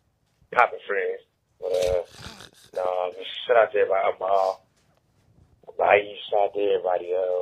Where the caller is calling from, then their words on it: Milwaukee, Wisconsin, United States; From the Midwest. In the Midwest, I'm coming from Milwaukee.